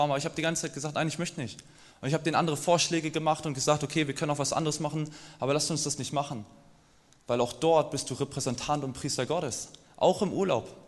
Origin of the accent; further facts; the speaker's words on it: East Germany, Germany; Und irgendwann bin ich wieder in den Osten gefahren. Ich komme aus dem Osten und saß da mit meinen Großeltern am Tisch